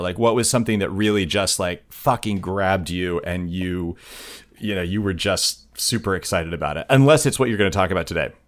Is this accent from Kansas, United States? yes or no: yes; Southwest Kansas, United States; I grew up in Southwest Kansas, like tornado country